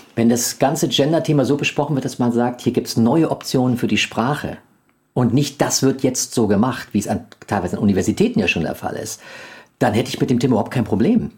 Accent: Germany; als Deutsche

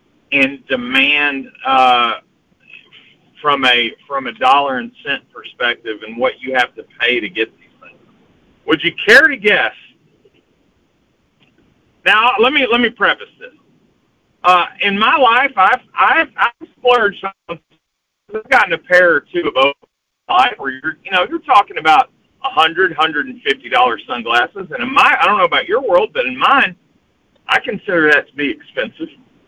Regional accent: the South, United States; accent: southern drawl; I am showing or sounding off my southern draw here

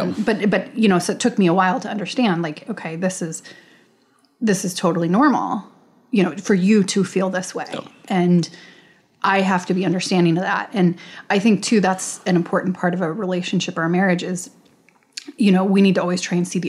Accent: United States; And as an American in America, like you don't feel that way because you don't. It's your culture.

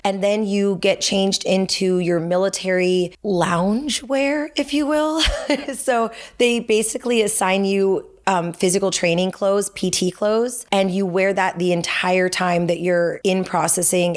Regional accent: Los Angeles, California, United States; moved away as an adult; I grew grew up in Chatsworth, so I haven't gone far in a full circle kind of way. I grew up in the Valley

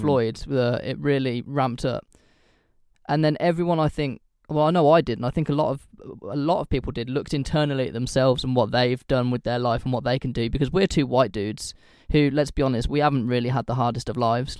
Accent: United Kingdom; I say this as a British person

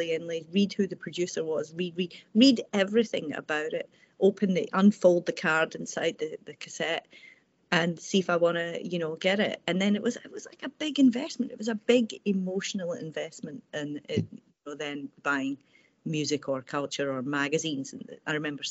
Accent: Airdrie, Scotland, United Kingdom; I grew up in Airdrie, sort of from about age 9 to age about 17.

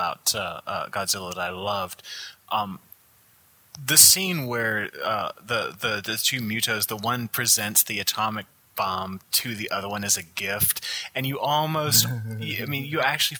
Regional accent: the South, United States; I'm from the South.

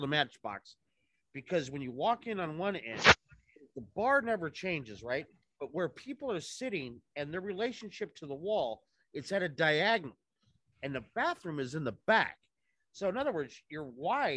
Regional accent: Los Angeles, California, United States; moved away; also born or lived in San Francisco / Chicago / New York; I'm from Los Angeles. I lived in San Francisco. I lived in Chicago

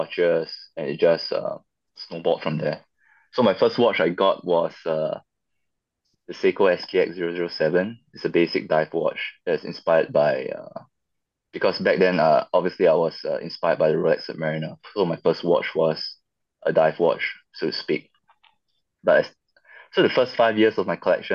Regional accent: Singapore; So I come from Singapore

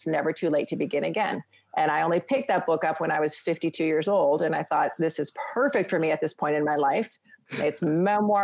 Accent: Canada; being a Canadian family

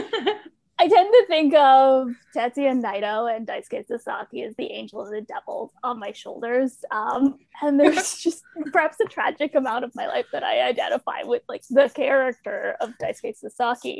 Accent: Ontario, Canada; now in Toronto, Canada; I was born in Toronto, raised about 20 minutes outside of Niagara Falls, and then made my way back to Toronto

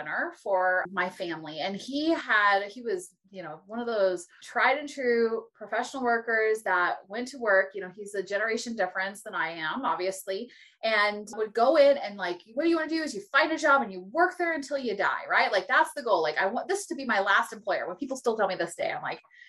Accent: California, United States; I was born in California.

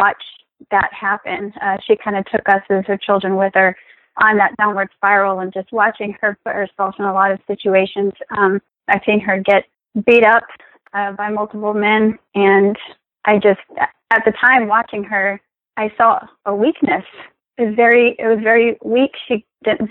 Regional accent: Texas, United States; moved away as an adult; now in Florida, United States; I'm originally from Texas. The military brought me to the beautiful Sunshine State

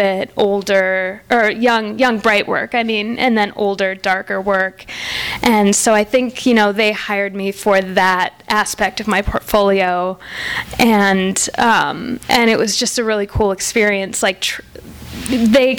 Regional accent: Wisconsin, United States; moved away; that's Wisconsin. That's what I grew up with.

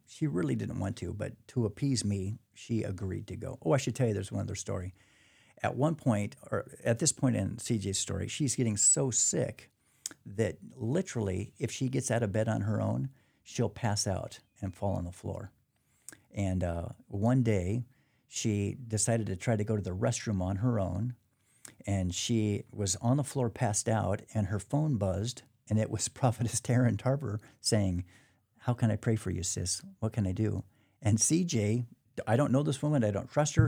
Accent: Portland, Oregon, United States; born and raised in Portland, Oregon, so I lived up there all my life

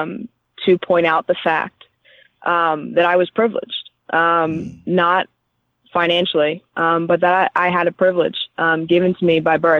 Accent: Philadelphia, Pennsylvania, United States; I grew up in Philadelphia

